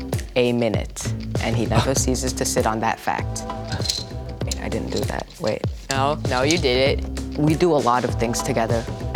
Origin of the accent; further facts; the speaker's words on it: Brookston, United States; 13, and I'm from Brookston.